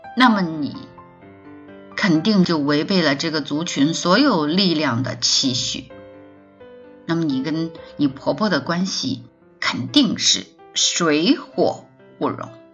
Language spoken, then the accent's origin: Chinese; China; 特别是对于我们中国人而言